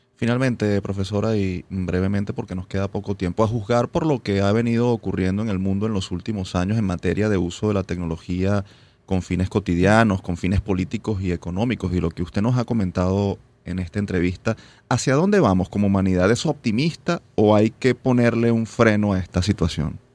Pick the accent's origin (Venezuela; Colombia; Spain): Venezuela; nos hace sentir muy orgullosos como universitarios y como venezolanos